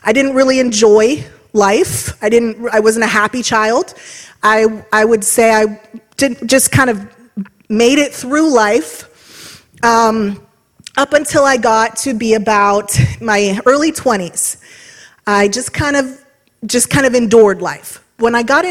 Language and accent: English; Trumbull County, Ohio, United States; I grew up here in Trumbull County